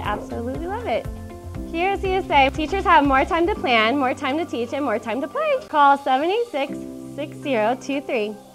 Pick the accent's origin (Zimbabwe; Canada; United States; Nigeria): United States; Reno, Nevada; I was born and raised here in Reno, and um, I love Nevada